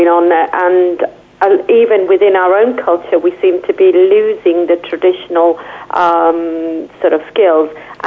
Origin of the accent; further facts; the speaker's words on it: Skipton, Yorkshire and the Humber, United Kingdom; I'm born and brought up in Skipton.